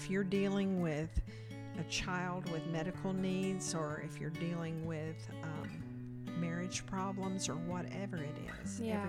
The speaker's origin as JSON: {"language": "English", "town": "Dalton", "region": "Georgia", "country": "United States", "tie": "born or raised there", "said": "I was born in Dalton, Georgia, and grew up there. And I lived in a Christian home, very conservative."}